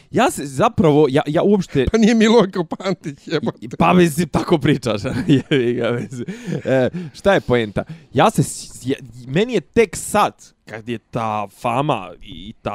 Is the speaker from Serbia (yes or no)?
no; Bosnia & Herzegovina; kod nas u Bosni